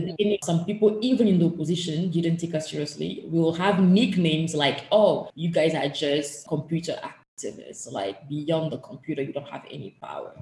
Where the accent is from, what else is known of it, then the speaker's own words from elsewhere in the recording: Togo; the country where I was born and raised in, which passport I hold, is Togo.